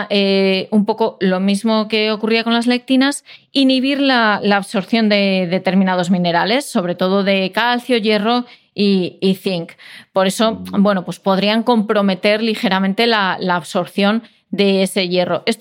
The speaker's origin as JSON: {"language": "Spanish", "region": "Castile and León", "country": "Spain", "said": "yo como leonesa"}